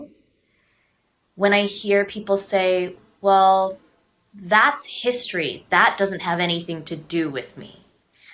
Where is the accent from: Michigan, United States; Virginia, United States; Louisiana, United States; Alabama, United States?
Michigan, United States; Detroit; I grew up in Metro Detroit